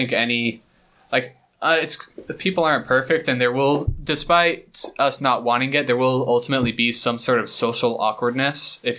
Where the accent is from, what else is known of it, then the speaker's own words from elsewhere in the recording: South Jordan, Utah, United States; moved away as an adult; now in Korea; I'm also from Utah, South Jordan.